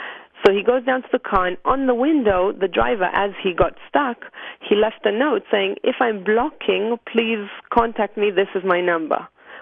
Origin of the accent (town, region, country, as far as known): Jerusalem, Jerusalem District, Israel